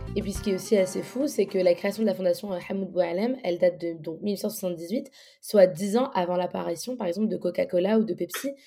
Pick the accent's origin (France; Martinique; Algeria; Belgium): Algeria; je suis algérienne